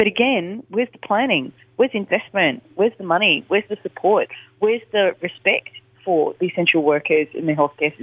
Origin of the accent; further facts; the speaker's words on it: Australia; but we're Australian